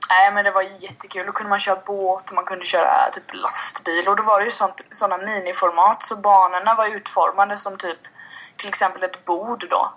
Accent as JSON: {"language": "Swedish", "country": "Sweden", "tie": "born or raised there", "said": "Jag är född och uppväxt i, uppväxt i Kama"}